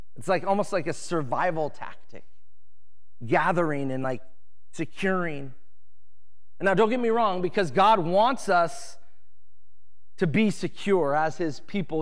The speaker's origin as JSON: {"language": "English", "town": "Edmonds", "region": "Washington", "country": "United States", "tie": "born or raised there", "said": "I grew up in Edmonds, Washington"}